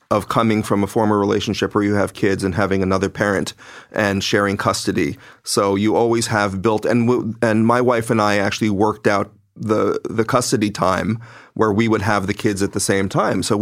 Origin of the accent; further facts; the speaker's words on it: Philippines; because as I said before, I'm Filipino